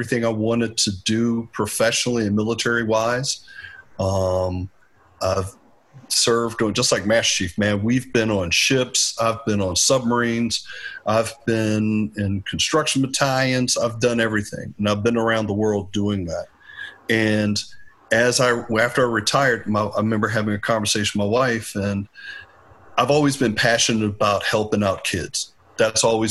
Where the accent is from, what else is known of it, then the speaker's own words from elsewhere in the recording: Richmond, Virginia, United States; I'm from Northside, Richmond. Native of Richmond, went to Benedictine High School afterwards.